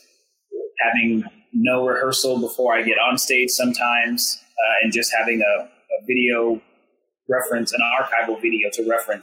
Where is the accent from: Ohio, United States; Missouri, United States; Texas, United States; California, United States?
Missouri, United States; Blue Springs; I grew up in Blue Springs, Missouri, which is a suburb of Kansas City, Missouri.